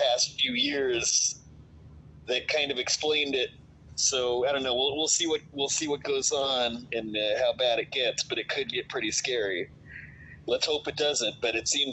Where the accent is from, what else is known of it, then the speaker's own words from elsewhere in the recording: United States; I'm a stupid American